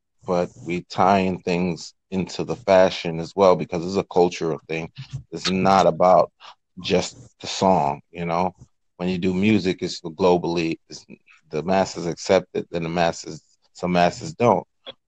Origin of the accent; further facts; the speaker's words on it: Brooklyn, New York, United States; I'm from Brooklyn, New York, and my brand is the Low Life brand.